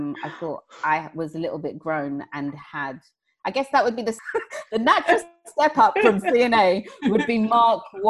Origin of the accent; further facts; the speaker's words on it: Watford, East of England, United Kingdom; I grew up in Watford